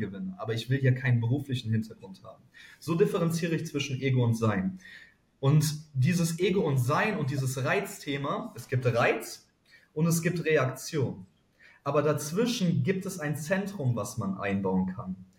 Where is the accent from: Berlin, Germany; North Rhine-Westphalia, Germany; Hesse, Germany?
North Rhine-Westphalia, Germany; Cologne; Ich als Kölner